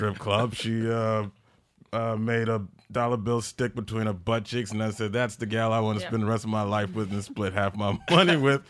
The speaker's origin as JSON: {"language": "English", "region": "New York", "country": "United States", "said": "I'm like almost as New York as that white lady."}